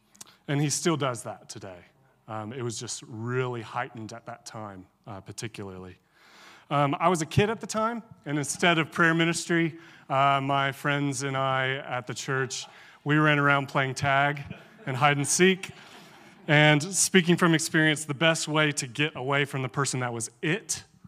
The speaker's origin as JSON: {"language": "English", "region": "Alabama", "country": "United States", "tie": "born or raised there", "said": "I grew up in the Charismatic Church. My siblings and I were raised in a Vineyard Church in Northeast Alabama."}